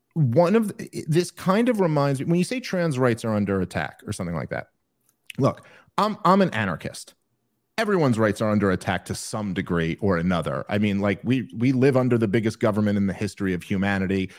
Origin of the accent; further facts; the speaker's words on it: New York City, New York, United States; now in New Jersey, United States; I'm from New York City